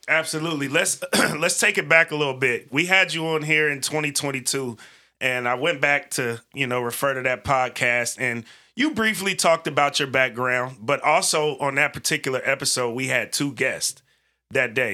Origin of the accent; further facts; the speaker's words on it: Bay Area, California, United States; moved away as an adult; now in Portland, United States; I grew up in California in the Bay Area, came to college out here